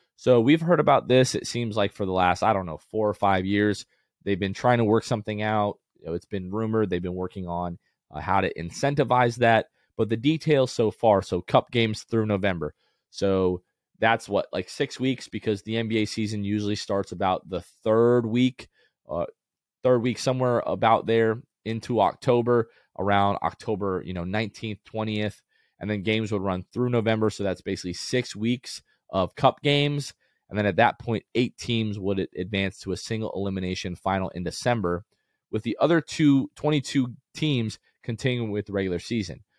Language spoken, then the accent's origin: English; Florida, United States; also born or lived in New Jersey / North Carolina; when I was three years old, we moved here to Florida